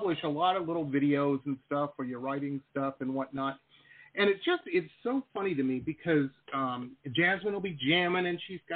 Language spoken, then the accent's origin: English; Detroit, Michigan, United States; when I was growing up in Detroit